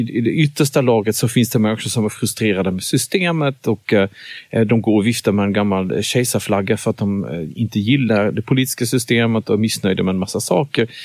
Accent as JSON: {"language": "Swedish", "country": "Germany", "tie": "born or raised there", "moved": "as an adult", "lives_now": "Sweden", "said": "jag växte upp i Tyskland tills dess jag fyllde"}